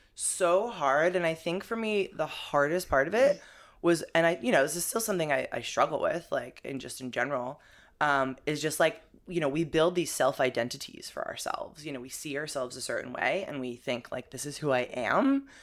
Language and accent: English; New Jersey, United States; moved away as an adult; also born or lived in Boulder, Colorado / Europe; now in New York, United States; I'm originally from Jersey, but I, uh, moved out to Boulder, Colorado